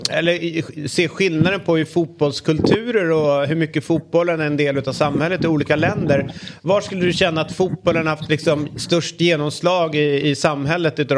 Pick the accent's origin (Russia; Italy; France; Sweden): France; nej, jag kommer från Frankrike.